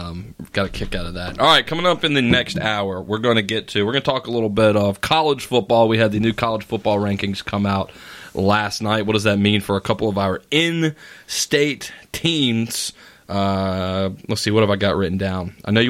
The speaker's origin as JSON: {"language": "English", "region": "Eastern North Carolina", "country": "United States", "said": "even here in Eastern North Carolina, and I am from Eastern North Carolina, I love Eastern North Carolina."}